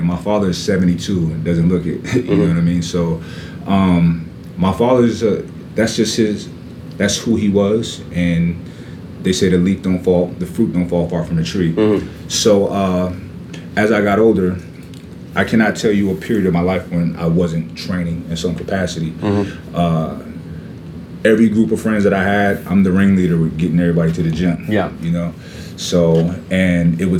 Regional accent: New York City, New York, United States; I'm from Brooklyn, New York, and we played every sport you can play outside

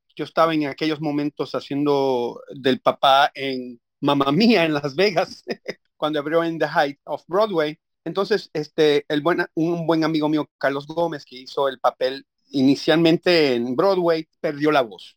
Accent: Puerto Rico; moved away; mi mamá es americana, pero yo me crié en Puerto Rico

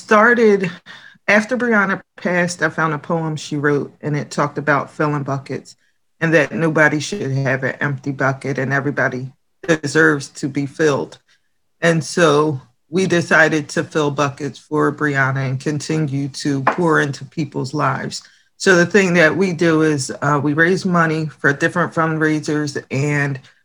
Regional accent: Lindenwold, New Jersey, United States; also born or lived in Camden, New Jersey; now in Pine Hill, United States; I was born in Camden, and I grew up in Lindenwald

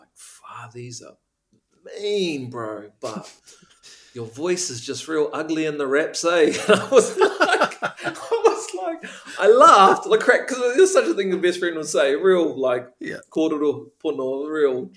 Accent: Auckland, New Zealand; I was brought up in Tāmaki Makaurau

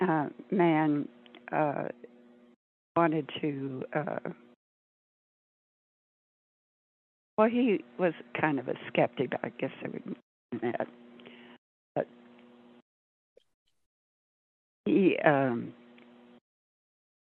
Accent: St. Louis, Missouri, United States; moved away; I was born in St. Louis, Missouri, which is supposed to be the most humid area in existence. But since I grew up in it

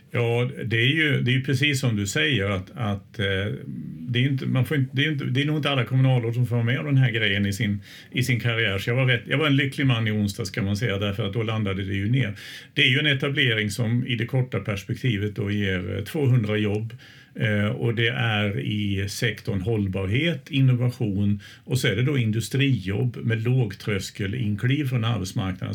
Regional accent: Småland, Sweden; now in Östersund, Sweden; jag är ju smålänning från början men jag har ju bott här väldigt länge

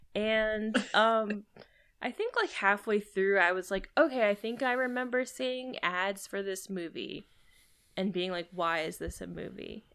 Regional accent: Maryland, United States; now in Chicago, United States; I live in Chicago, but I'm from Maryland, East, East Coast

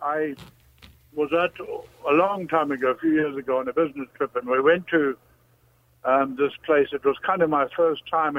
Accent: South Africa; South Africa. I've spoken to you before.

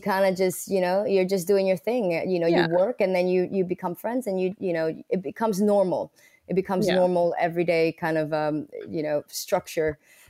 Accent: Bronx, New York, United States; I come from the Bronx, you know.

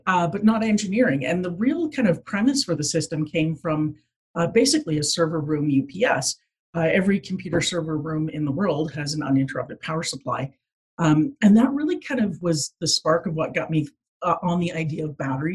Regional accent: Fort McMurray, Alberta, Canada; moved away as an adult; also born or lived in Newfoundland / Edmonton; I mean, I grew up in Alberta. I grew up in Fort McMurray, actually

